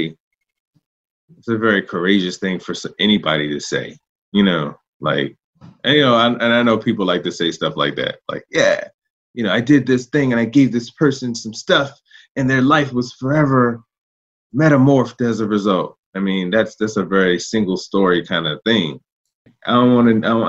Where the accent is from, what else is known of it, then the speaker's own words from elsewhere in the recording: Richmond, Virginia, United States; I'm a native Richmonder. I was born in Southside